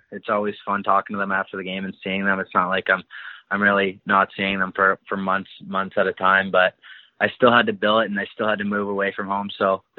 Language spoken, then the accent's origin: English; Alliston, Ontario, Canada; I'm from Alliston, Ontario.